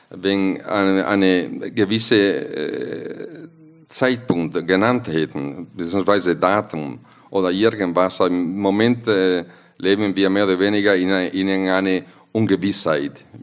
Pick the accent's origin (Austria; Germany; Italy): Italy; German is a second language; wir sind als äh, Italiener, wir sind leicht zufriedenzustellen, aber eigentlich immer unzufrieden.